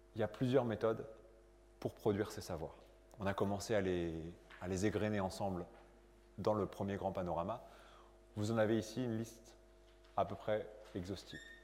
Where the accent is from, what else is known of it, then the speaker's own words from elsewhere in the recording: France; also born or lived in Lille; je suis né en France.